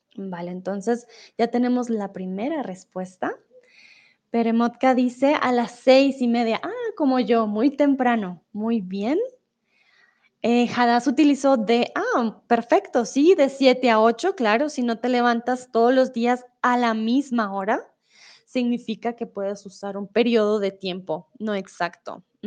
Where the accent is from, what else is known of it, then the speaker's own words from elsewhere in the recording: Colombia; first language Spanish; yo soy colombiana, entonces siempre he hablado español